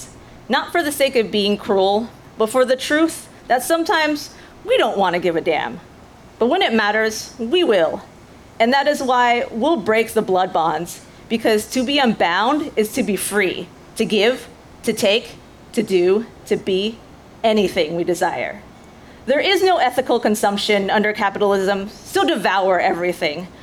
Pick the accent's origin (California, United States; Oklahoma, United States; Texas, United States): Texas, United States; Grapevine; English is a second language; now in Dallas, United States; my hometown school district is Grapevine Colleyville ISD